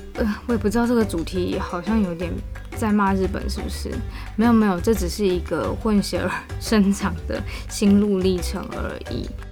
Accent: Taiwan; accent: Taiwanese accent; moved away as an adult; also born or lived in United States; now in Japan; 我以前真的在台湾的时候，我不觉得我是台湾人，但是呢，我又不是日本人

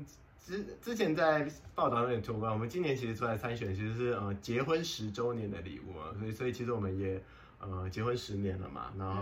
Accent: Pingtung County, Taiwan; now in Taipei, Taiwan; 我从屏东嫁来台北，然后给丈母娘照顾，

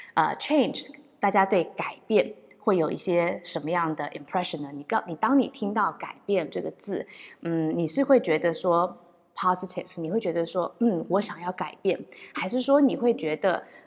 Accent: Taiwan; 我是唯一来自台湾的

